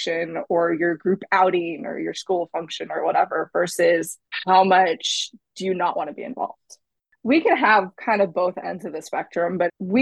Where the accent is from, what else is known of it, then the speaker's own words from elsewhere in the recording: California, United States; moved away as an adult; now in Florida, United States; growing up in California and working at Disneyland and now living near Disney World